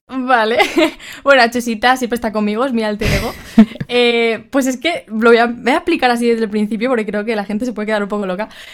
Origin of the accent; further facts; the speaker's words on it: Alicante, Valencian Community, Spain; soy de Alicante